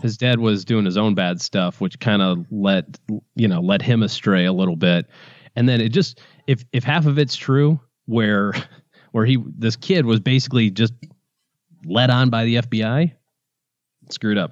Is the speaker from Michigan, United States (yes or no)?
yes; Michigan, United States; I'm from Michigan